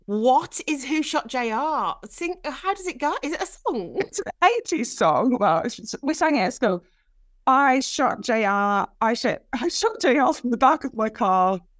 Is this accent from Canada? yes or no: no; Brighton, South East England, United Kingdom; And it was a cool place to grow up, really cool shops, very diverse.